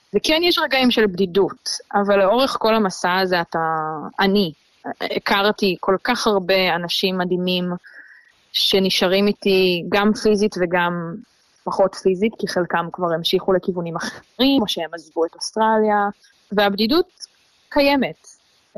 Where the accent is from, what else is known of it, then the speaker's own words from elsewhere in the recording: Israel; moved away as an adult; now in Australia; בתור ישראלים